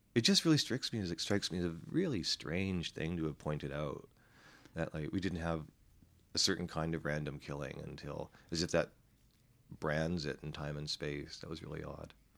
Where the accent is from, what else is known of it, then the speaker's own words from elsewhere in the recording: Vancouver, British Columbia, Canada; I'm from Vancouver